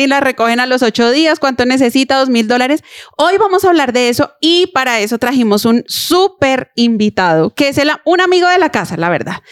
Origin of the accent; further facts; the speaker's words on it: Colombia; somos colombianos